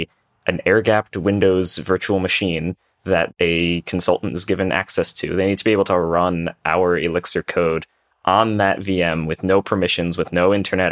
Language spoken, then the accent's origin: English; New Haven, Connecticut, United States; moved away as an adult; also born or lived in Bay Area; now in Seattle, United States; I was actually living on the East Coast for most of my life in Connecticut, around the New Haven area. It's kind of where I originated from.